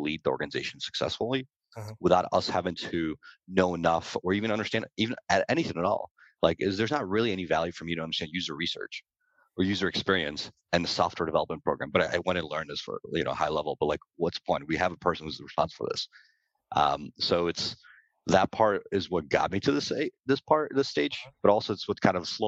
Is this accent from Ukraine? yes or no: yes; Ukraine; now in United States; I was born in Ukraine. We moved to the US